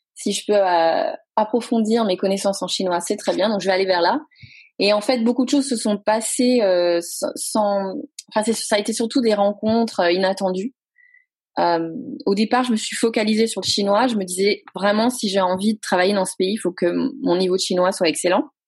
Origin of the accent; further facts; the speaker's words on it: Brive-la-Gaillarde, Nouvelle-Aquitaine, France; moved away as an adult; also born or lived in Limoges / Taiwan / Madrid / Seville; now in New York, United States; Je viens de Brive-la-Gaillarde. Ah en ah. Corrèze. voilà, j'ai grandi là-bas